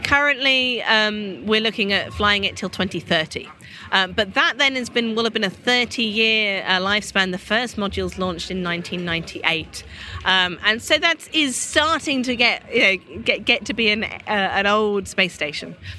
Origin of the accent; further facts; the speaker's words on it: United Kingdom; as a Brit